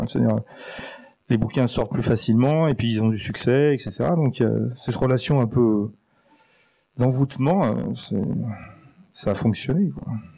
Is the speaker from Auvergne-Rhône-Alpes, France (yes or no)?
yes; Grenoble, Auvergne-Rhône-Alpes, France; moved away as an adult; also born or lived in Paris; j'ai été élevé à Grenoble, en, enfin en partie